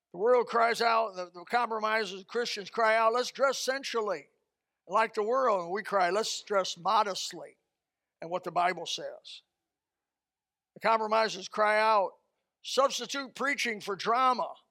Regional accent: Indiana, United States; moved away; Indiana, my home state

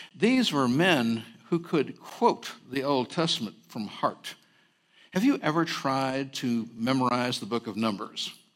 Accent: Berkeley, California, United States; also born or lived in San Francisco, California; I did grow up on the campus of Cal Berkeley, but I was born in Chinatown, San Francisco

